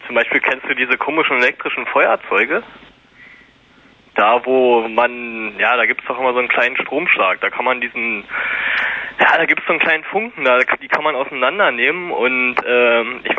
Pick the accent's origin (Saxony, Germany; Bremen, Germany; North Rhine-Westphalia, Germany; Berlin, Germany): Berlin, Germany; Ich bin Berliner.